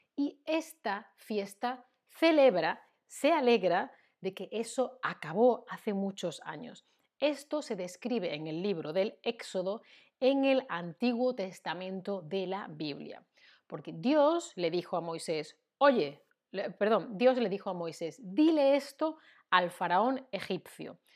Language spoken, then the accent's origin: Spanish; Spain; Yo como española, que he vivido y, vivo y he crecido en una sociedad em, cristiana católica